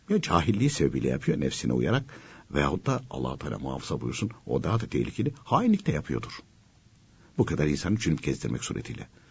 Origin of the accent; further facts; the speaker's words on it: Konya, Turkey; Ben de Konyalıyım